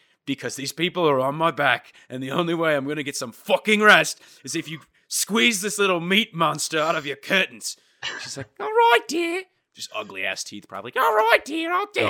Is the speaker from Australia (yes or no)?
no; United Kingdom; I'm British, actually.